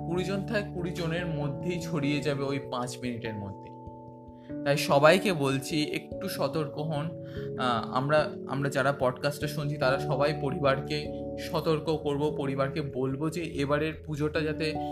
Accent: Belur, West Bengal, India; আস্তে আস্তে বড় হলাম এই বেলুড় ছেড়ে তখন উত্তরপাড়ায় যাচ্ছি

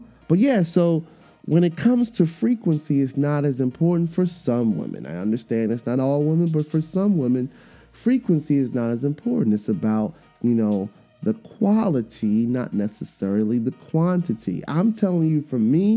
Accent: Trinidad & Tobago; I'm Trinidadian

